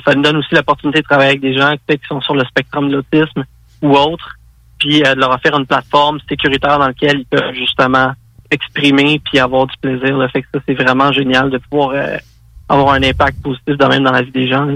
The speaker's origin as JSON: {"language": "French", "area": "South Shore of Montreal", "region": "Quebec", "country": "Canada", "said": "je suis un gars de la rive sud de Montréal."}